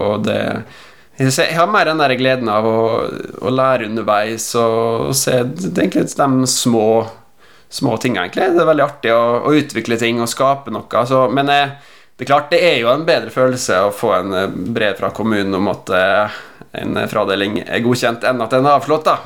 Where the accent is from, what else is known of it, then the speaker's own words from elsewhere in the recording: Western Norway, Norway; also born or lived in Oslo; now in Molde, Norway; som vestlending